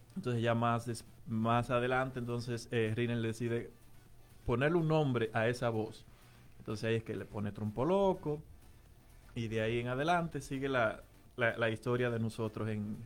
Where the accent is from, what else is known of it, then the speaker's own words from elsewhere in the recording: Navarrete, Santiago, Dominican Republic; now in Philadelphia, United States; yo soy de Navarrete.